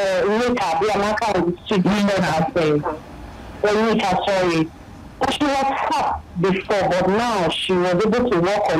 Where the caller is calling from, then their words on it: Ikeja, Lagos, Nigeria; I'm calling you from Ikeja.